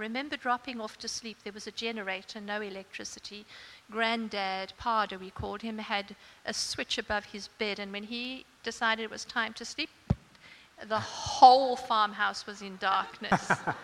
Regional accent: South Africa; now in Australia; I grew up in South Africa, as you can hear.

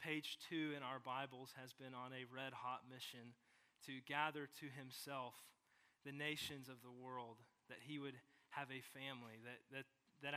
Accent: St. Joseph, Missouri, United States; also born or lived in Savannah, Missouri; I grew up in St. Joe, Missouri

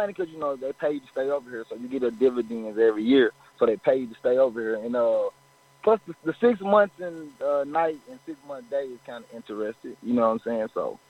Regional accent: Arkansas, United States; now in Anchorage, United States; man. Representing Arkansas, but right now I'm calling in from Anchorage, Alaska

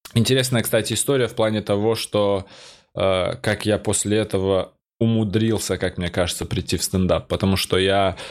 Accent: North Ossetia–Alania, Russia; moved away as an adult; also born or lived in Georgia; now in Moscow, Russia; я грузин, который живет в Осетии

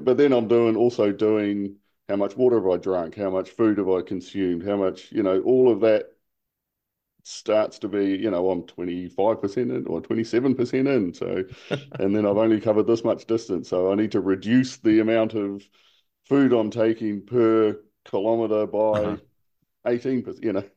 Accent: New Zealand; now in Hong Kong; as a New Zealander.

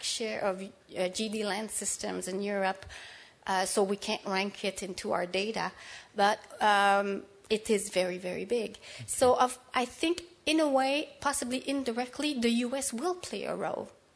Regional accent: Canada; I'm Canadian

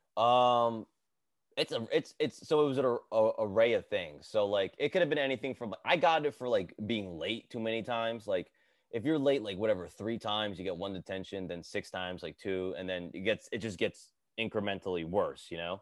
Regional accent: Edison, New Jersey, United States; I grew up in Jersey, bro. I grew up in Edison

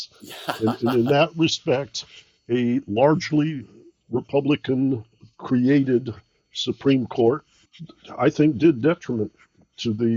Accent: Detroit, Michigan, United States; I grew up in Detroit

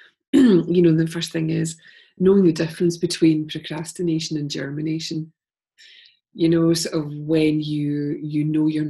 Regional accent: Glasgow, Scotland, United Kingdom; being a Glaswegian

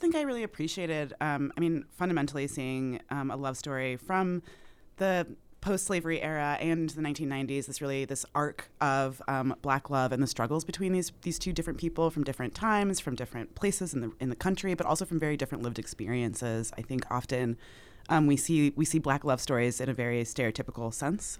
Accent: Utah, United States; as a black person growing up in Utah, being from Utah

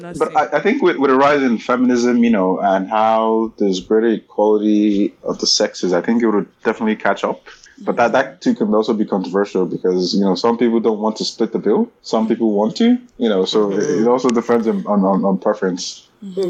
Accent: Nigeria; also born or lived in England / Canada; now in Waterloo, Canada; for most part, it was a Nigerian upbringing

